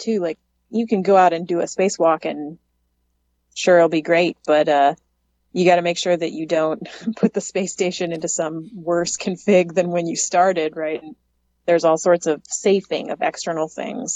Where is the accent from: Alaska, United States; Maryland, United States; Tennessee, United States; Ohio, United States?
Alaska, United States; moved away as an adult; now in Houston, United States; growing up in Alaska